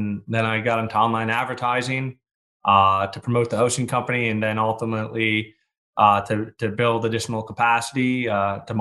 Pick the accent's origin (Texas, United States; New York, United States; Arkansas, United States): New York, United States; I was born in New York